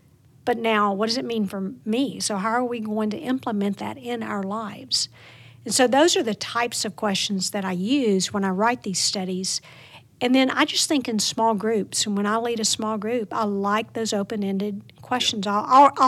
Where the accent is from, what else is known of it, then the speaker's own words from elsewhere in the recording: Plain Dealing, Louisiana, United States; Plain Dealing, Louisiana.